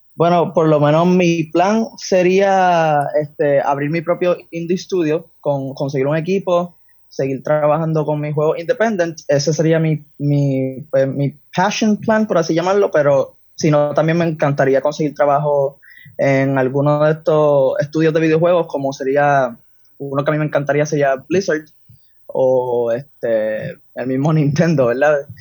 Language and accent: Spanish; San Juan, Puerto Rico; Yo soy de San Juan, ahora mismo tengo 19 años